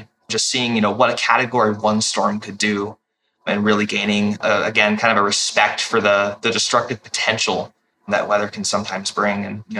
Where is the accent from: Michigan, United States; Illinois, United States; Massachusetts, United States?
Illinois, United States; Oak Lawn; moved away; also born or lived in Florida; my hometown of Oaklawn, Illinois